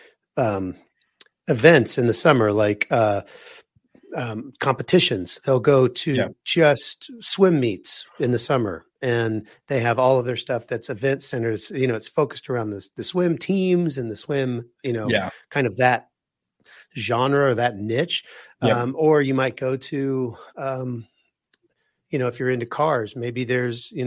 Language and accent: English; Wichita, Kansas, United States; now in Colorado, United States; I'm originally from Wichita, Kansas